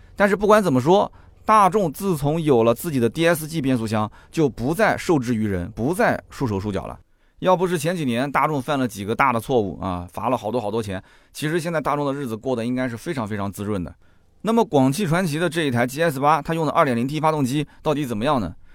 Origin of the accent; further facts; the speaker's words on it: China; 我们中国人太了解了